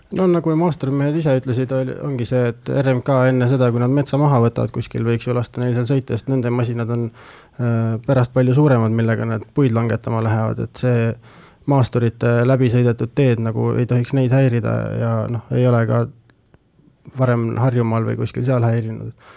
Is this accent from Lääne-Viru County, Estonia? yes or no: no; Pärnu, Pärnu County, Estonia; now in Tartu, Estonia; ma ise olen Pärnust pärit